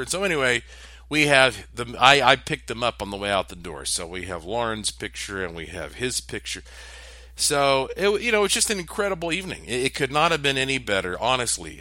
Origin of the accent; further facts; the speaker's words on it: East Coast, United States; I grew up on the East Coast